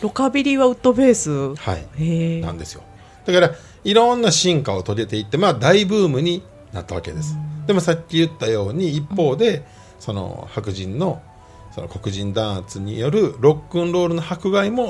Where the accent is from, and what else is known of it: Osaka, Japan; born or raised there